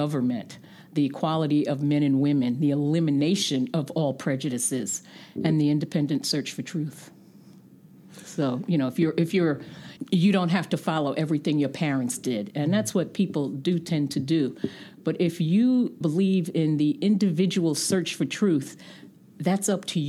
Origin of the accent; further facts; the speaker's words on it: New York City, New York, United States; moved away as an adult; also born or lived in Kuwait; now in Vermont, United States; growing up in New York City, going to private schools, Catholic schools